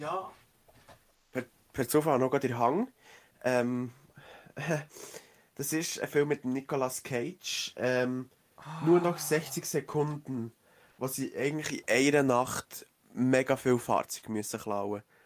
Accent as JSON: {"language": "German", "country": "Switzerland", "said": "hier bei uns in der Schweiz"}